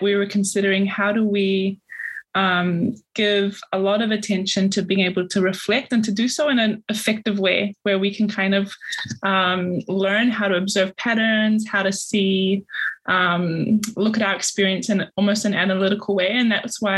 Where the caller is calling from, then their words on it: Logan, Queensland, Australia; I'm calling in from Yagara and Yagambe language speaking country here in Logan